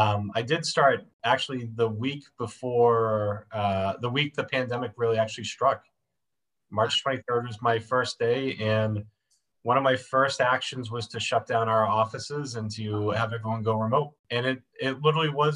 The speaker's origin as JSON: {"language": "English", "town": "Dunstable", "region": "Massachusetts", "country": "United States", "tie": "born or raised there", "also_born_or_lived": "Billerica, Massachusetts / Florida", "moved": "as an adult", "lives_now": "New Hampshire, United States", "said": "I grew up in Dunstable, Massachusetts. I'm originally from Billerica. We moved there when I was a kid."}